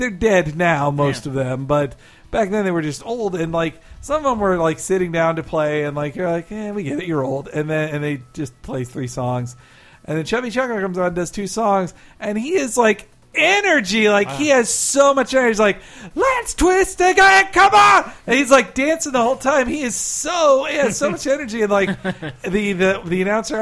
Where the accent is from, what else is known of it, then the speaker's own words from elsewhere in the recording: Florida, United States; moved away as an adult; also born or lived in Pine Bluff, Arkansas / Marietta, Georgia; At age 10, we moved to Florida, and I lived there